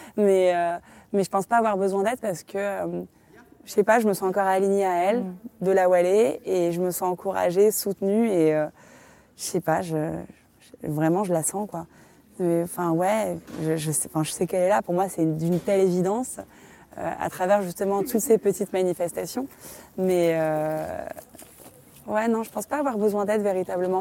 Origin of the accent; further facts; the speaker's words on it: Morocco; on est marocain